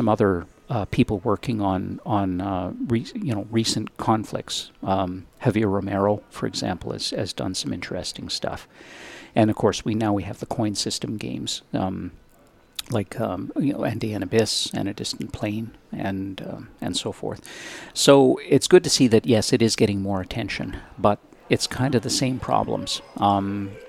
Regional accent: Victoria, British Columbia, Canada; the University of Victoria, which is my hometown

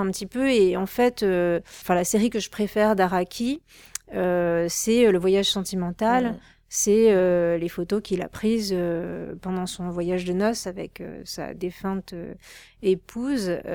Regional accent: Créteil, Île-de-France, France; j'ai grandi avec ma mère qui qui m'a élevée seule, avec ma soeur et on vivait en banlieue parisienne, c'était vraiment pas joli, même si Créteil c'est une ville fleurie

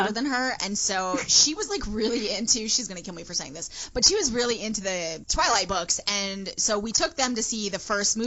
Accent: Nashville, Tennessee, United States; I was born in Nashville, Tennessee

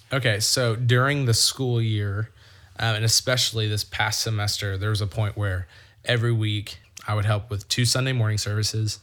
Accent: Conway, Arkansas, United States; I grew up in Conway

